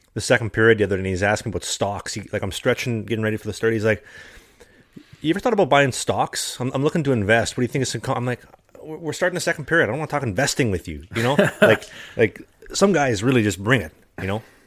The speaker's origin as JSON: {"language": "English", "region": "Midwest", "country": "United States", "moved": "yes", "lives_now": "Sweden", "said": "as a Midwesterner, as a prairie boy, you know, coming from the winters where she's, you know, you know, minus 30, minus 40, freezing"}